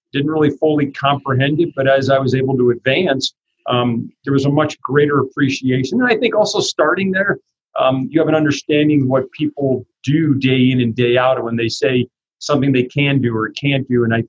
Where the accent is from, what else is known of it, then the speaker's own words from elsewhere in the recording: New Jersey, United States; grew up in New Jersey, and we owned a family delicatessen business